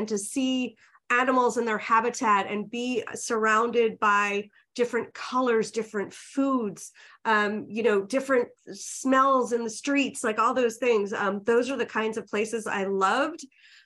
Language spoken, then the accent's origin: English; New York, United States; moved away as an adult; I'm from New York